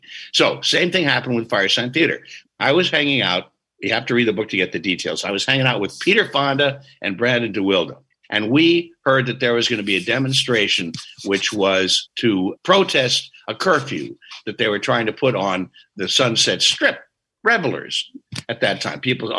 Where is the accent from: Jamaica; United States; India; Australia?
Australia; we're from Australia. We're just making reference to where we come from.